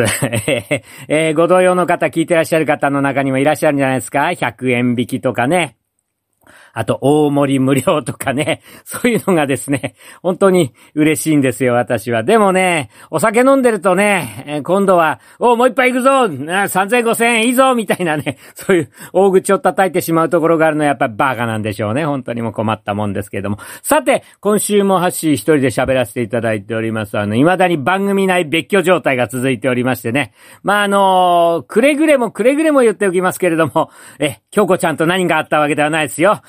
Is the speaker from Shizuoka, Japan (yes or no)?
no; Tokyo, Japan; 私はあの、東京の山の手に生まれ育った、あ子供なんで